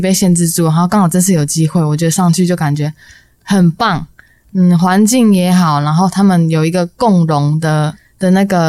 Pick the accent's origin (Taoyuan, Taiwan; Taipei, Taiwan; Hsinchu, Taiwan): Hsinchu, Taiwan; 我是新竹人。